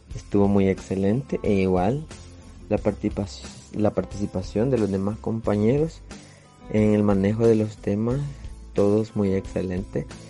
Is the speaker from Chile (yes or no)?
no; El Salvador; soy de El Salvador, originario